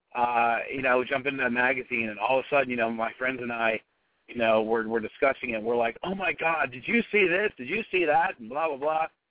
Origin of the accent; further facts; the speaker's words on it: Pittsburgh, Pennsylvania, United States; we're all from there